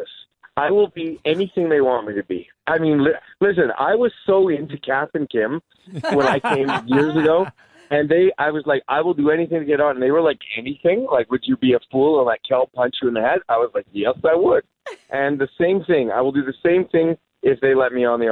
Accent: Vancouver, British Columbia, Canada; when I go home to Vancouver

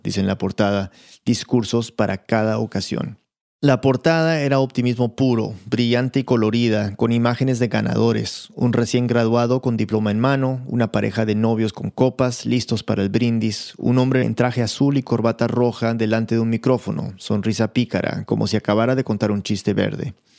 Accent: United States; also born or lived in Lima, Peru; Yo crecí en Estados Unidos, en una casa peruana, y mis padres eran muy disciplinados con el tema del idioma

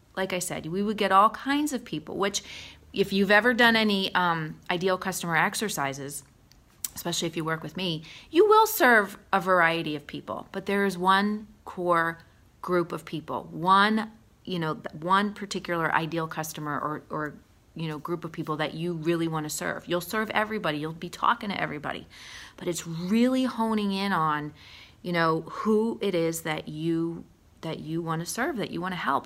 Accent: Allentown, Pennsylvania, United States; I grew up in Allentown

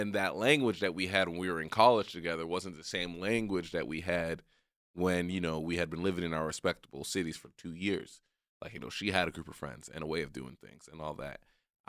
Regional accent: Texas, United States; we were at my childhood home, or, like, the home I grew up in Texas.

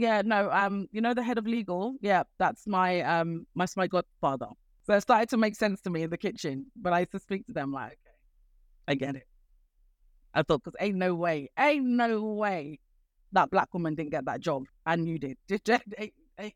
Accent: Nigeria; we Nigerians

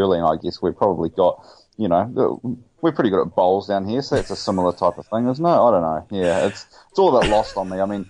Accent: New Zealand; born or raised there

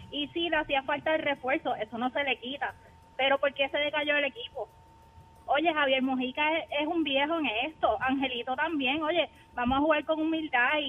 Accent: Mayagüez, Puerto Rico; soy de Mayagüez y mi equipo se eliminó desde el principio.

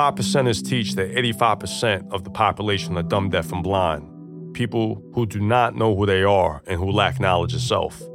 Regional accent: Long Island, New York, United States; I grew up out in Long Island with my parents and four brothers.

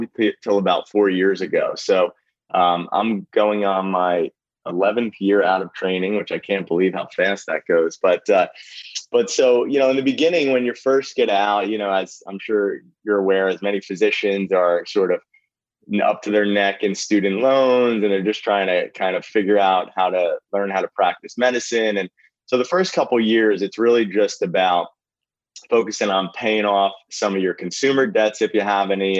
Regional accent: New Jersey, United States; also born or lived in Philadelphia; I grew up in New Jersey

